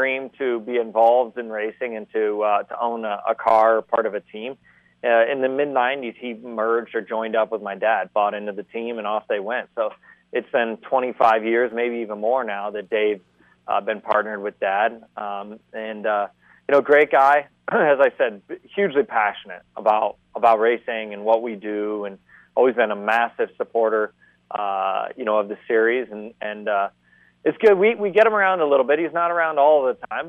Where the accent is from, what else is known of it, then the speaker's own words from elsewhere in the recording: Columbus, Ohio, United States; I'm from Columbus, Ohio